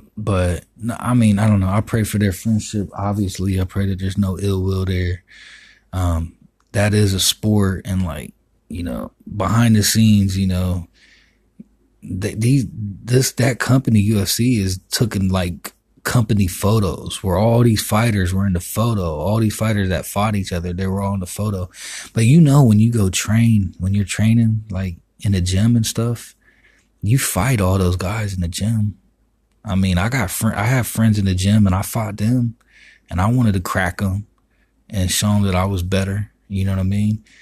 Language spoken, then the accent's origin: English; Miami, Florida, United States; I'm from Miami